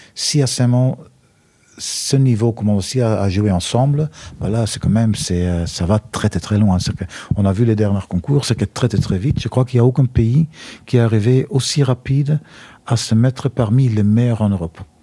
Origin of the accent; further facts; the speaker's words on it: Flanders, Belgium; accent: Belgian; moved away; Je suis euh, belge d'origine pour ceux qui n'ont pas reconnu mon accent